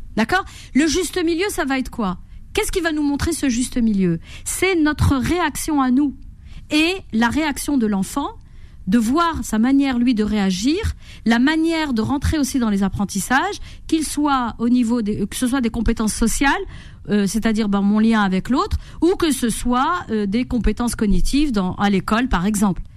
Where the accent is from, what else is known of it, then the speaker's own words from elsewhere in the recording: Corsica, France; moved away; also born or lived in Morocco; J'ai grandi en Corse